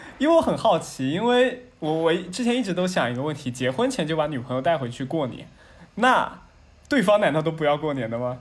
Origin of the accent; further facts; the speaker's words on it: southern China, China; 我是所以南方人